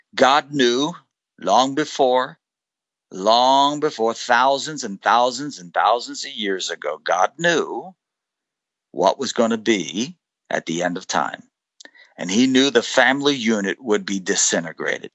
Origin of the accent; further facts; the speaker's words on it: United States; I'm an American